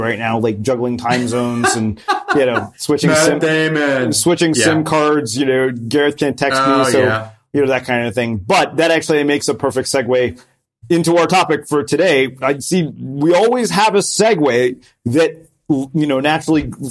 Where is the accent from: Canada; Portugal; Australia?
Canada; Edmonton, Alberta; moved away; I grew up in Edmonton in the 80s